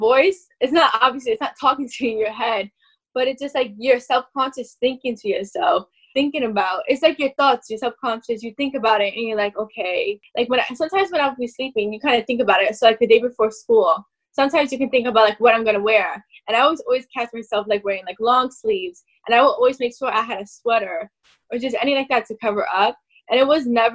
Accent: New York, United States; I'm from New York

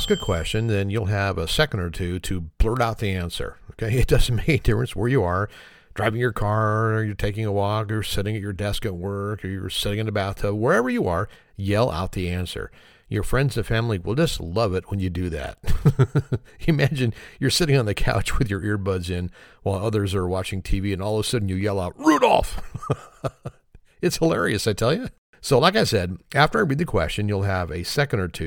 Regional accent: Oakland, California, United States; I grew up right across the bay in Oakland, California. That's where I was born, so Oakland's my hometown there.

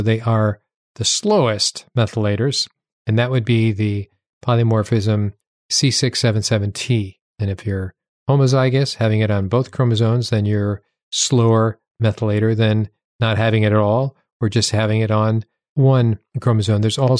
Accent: New Hampshire, United States; When I went to medical school in Seattle, I came from New Hampshire.

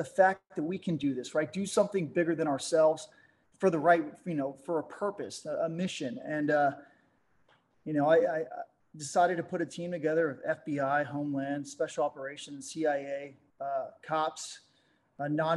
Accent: Dallas, Texas, United States; moved away as an adult; I'm from Dallas, Texas

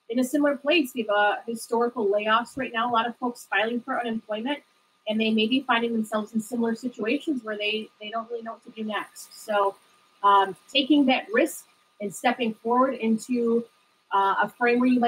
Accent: Detroit, Michigan, United States; I'm from the Detroit area originally, and I finished my master's at Wayne State

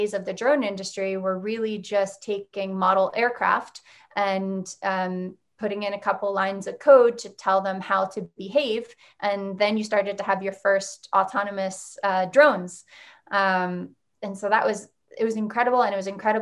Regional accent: Unionville, Pennsylvania, United States; I am launching a wine and coffee bar in my hometown

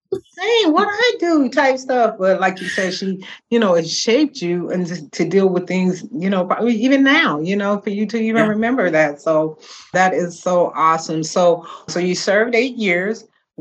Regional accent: Georgia, United States; also born or lived in California; You know, I was born and raised in Georgia, but at the, you know, my stepfather was in the Army. So we relocated to California, similar to yourself.

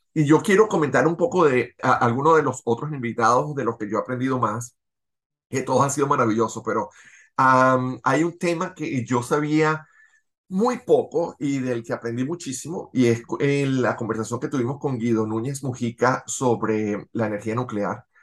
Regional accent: Venezuela; now in Los Angeles, United States; nosotros como venezolanos, tú viviendo en, en Miami, yo viviendo en Los Ángeles

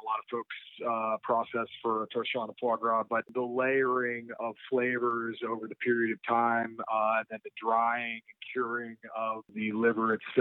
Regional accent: Youngstown, Ohio, United States; moved away as an adult; now in Maui, United States; I grew up in Youngstown, Ohio, northeastern part of the state, right outside of Youngstown, actually, in a small farm community called Liberty Township.

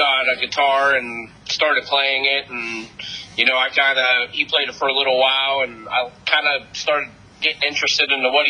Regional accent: New Kensington, Pennsylvania, United States; me and Brandon, we both grew up in New Kensington, Pennsylvania, which is about 10 miles or so outside of downtown Pittsburgh.

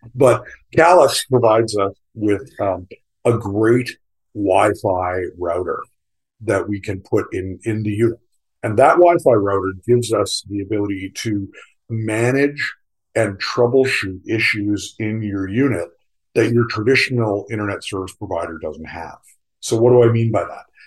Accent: Canada; moved away as an adult; also born or lived in South Carolina; I'm a Canadian. Most of my career was spent in Canada

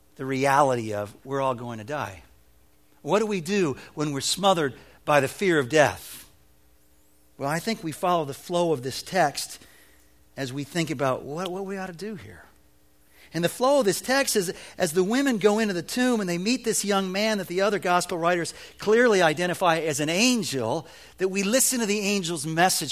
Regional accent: Evanston, Illinois, United States; When I was a boy growing up in Evanston, Illinois

